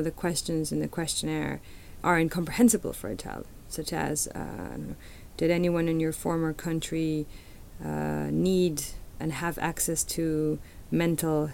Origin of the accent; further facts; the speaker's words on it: Mexico City, Mexico; moved away; I'm a Chilanga, which means I'm from Mexico City